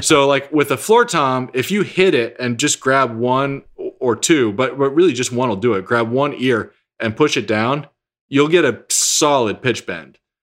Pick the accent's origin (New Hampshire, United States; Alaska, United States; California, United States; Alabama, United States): New Hampshire, United States; also born or lived in Texas; I was born in Texas, was there until, I think I was nine. We, my family moved to New Hampshire